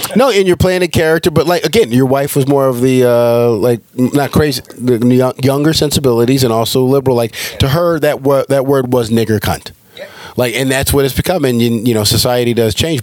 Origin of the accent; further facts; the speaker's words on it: California, United States; now in Georgia, United States; I'm a liberal from California.